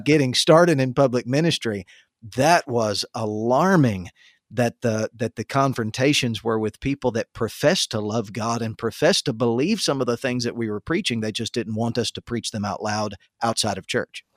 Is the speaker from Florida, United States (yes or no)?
yes; the Panhandle of Florida, United States; my town growing up in the Panhandle of Florida